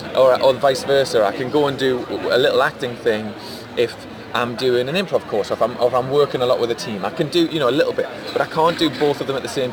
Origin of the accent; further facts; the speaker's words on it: Geordie, North East England, United Kingdom; from being a Geordie